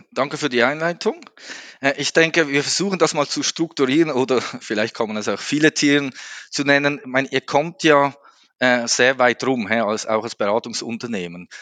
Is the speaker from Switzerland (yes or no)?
yes; Switzerland; Als Schweizer, ihr kennt das, wir sind da immer ein bisschen langsamer im Sprechen